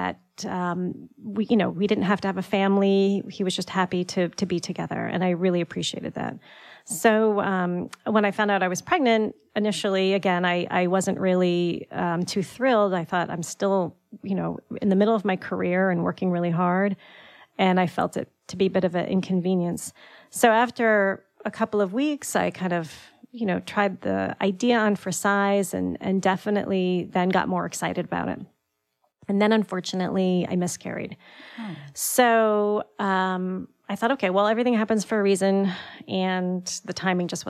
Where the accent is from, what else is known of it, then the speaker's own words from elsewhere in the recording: Greenwich, Connecticut, United States; also born or lived in New York; I grew up in Greenwich, and I went to school in New York